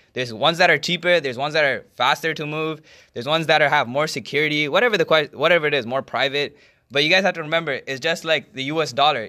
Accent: Canada; I'm a Canadian and my bank is from Canada

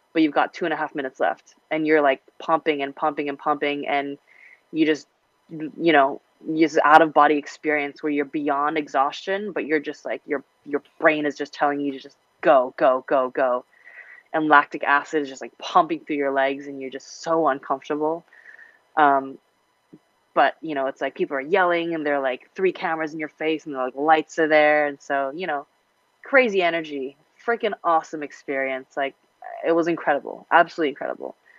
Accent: Hong Kong; moved away; I grew up in Hong Kong, international, and you know, a little Western

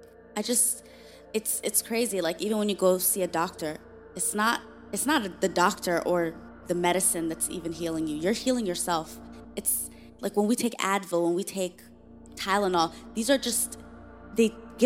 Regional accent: Somalia; We're from Somalia, former refugees. Best believe we know there's atrocities happening all over the world.

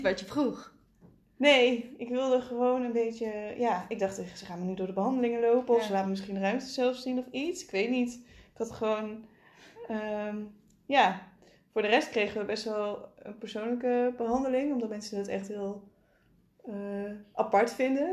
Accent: Limburg, Netherlands; ik ben een Limburger

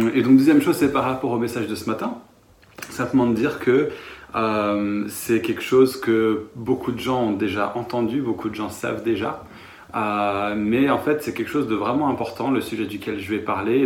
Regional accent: France

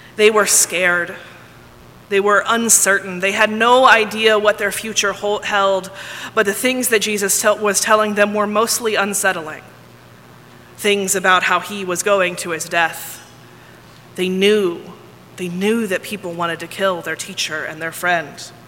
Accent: Texas, United States; also born or lived in Ohio; I grew up here in Texas, I have found that I say y'all all the time.

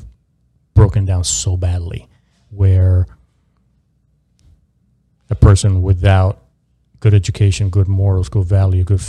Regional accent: Miami, Florida, United States; I grew up in South Florida, in Miami

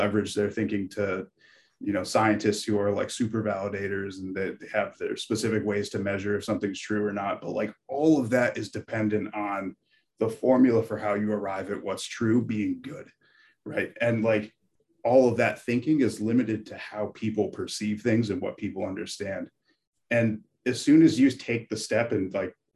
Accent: Connecticut, United States; moved away as an adult; also born or lived in Carmel, New York; now in Norway; I was born in Carmel, New York, and grew up in Connecticut

